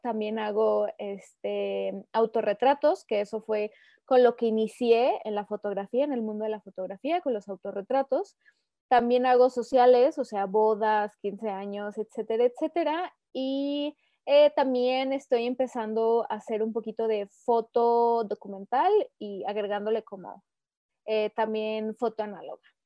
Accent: Aguascalientes, Mexico; soy originaria de Aguascalientes, aquí he vivido toda mi vida.

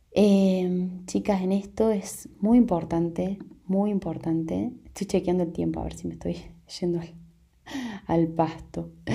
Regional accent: Argentina; also born or lived in Córdoba Province; en mi país estamos en, en momento de elecciones

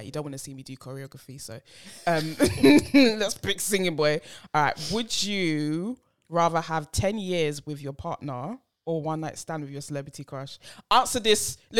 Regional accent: England, United Kingdom; also born or lived in Ghana; But when I came back from Ghana when I was 5, I was like, you know, I'm in England, so I'm going to speak English.

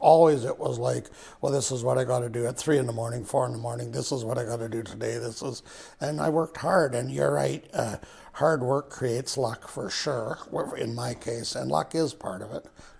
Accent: Vanderhoof, British Columbia, Canada; growing up in Vanderhoof with grade 11

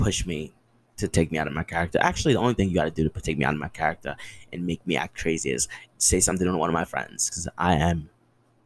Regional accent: New Jersey, United States; also born or lived in Bronx, New York; I'm from the Bronx. Like, I grew up in Jersey, but there's still a little Bronx in me

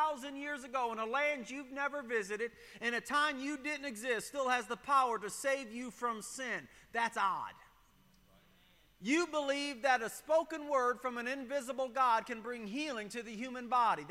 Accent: Michigan, United States; when I was a kid, I grew up on the Great Lakes up in Michigan

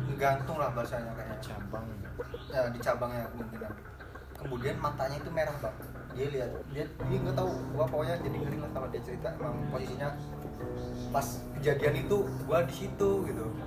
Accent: Lampung, Indonesia; di kampung gue tuh di arah di pesawaran

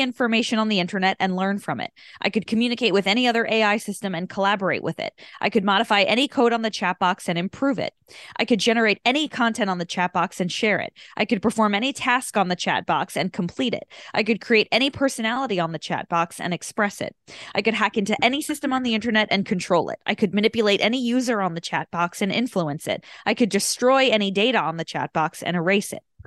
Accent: Long Island, New York, United States; we grew up on Long Island

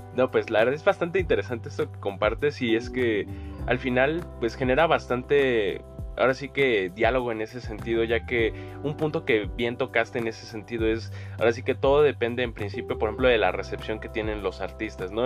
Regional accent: Mexico

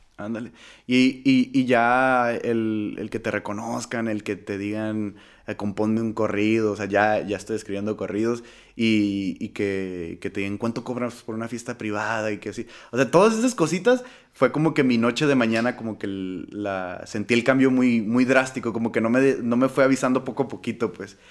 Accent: Tijuana, Baja California, Mexico; now in United States; regresar a, mi tierra, que sería Tijuana

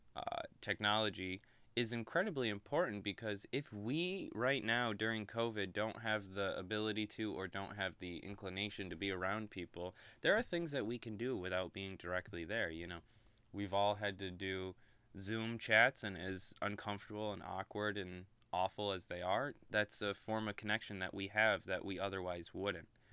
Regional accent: Oneida, New York, United States; I grew up right outside of Oneida

